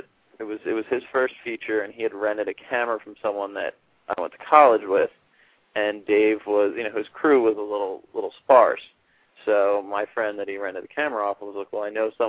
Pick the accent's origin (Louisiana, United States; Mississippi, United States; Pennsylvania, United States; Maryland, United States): Pennsylvania, United States; Philadelphia; I moved back to my hometown of Philadelphia